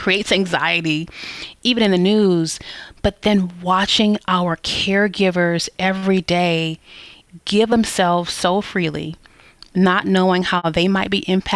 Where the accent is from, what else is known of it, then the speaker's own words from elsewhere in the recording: Detroit, Michigan, United States; now in Columbus, United States; I am from Detroit